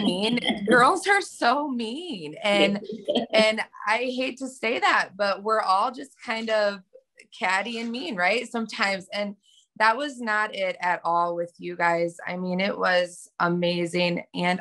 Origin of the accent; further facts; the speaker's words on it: Hillsdale, Michigan, United States; I'm from Michigan, Hillsdale, Michigan